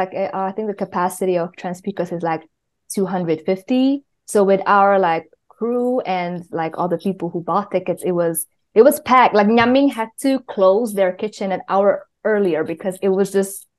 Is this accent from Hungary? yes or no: yes; Budapest, Hungary; now in Brooklyn, United States; I am a singer, producer, sound designer based in Brooklyn, New York, and I'm originally from Budapest, Hungary.